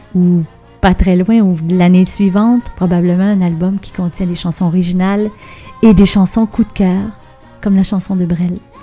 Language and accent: French; banks of the St. Lawrence, Quebec, Canada; j'ai grandi sur le bord du Saint-Laurent